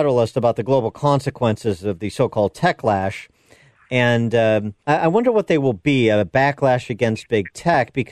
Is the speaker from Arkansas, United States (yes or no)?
no; Illinois, United States; my home state of Illinois